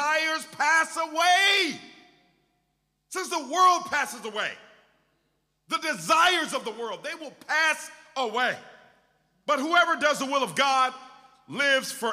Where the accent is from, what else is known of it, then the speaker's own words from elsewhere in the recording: Portland, Oregon, United States; I'm from Portland, Oregon